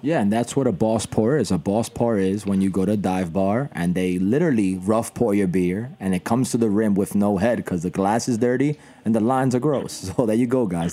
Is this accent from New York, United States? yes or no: yes; New York City, New York, United States; kids like me who who was passionate growing up in the Bronx